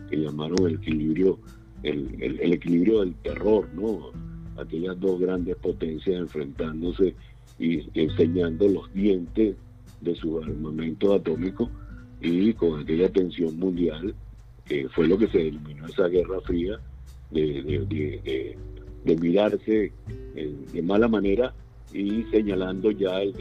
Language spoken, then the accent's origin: Spanish; Venezuela; moved away; Y finalmente yo este, salí de Venezuela hace muchos años, cuando preví que la situación iba a ir de mal en peor.